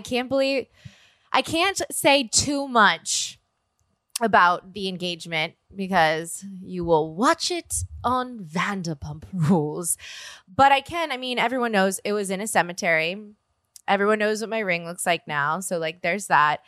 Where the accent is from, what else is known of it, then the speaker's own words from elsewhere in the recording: New Orleans, Louisiana, United States; now in Los Angeles, United States; I'm from New Orleans